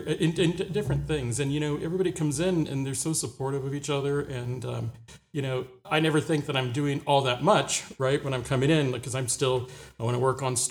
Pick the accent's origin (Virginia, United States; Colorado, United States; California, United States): California, United States; Orange County; moved away; I grew up in Orange County, California, down in Southern California, kind of between LA and San Diego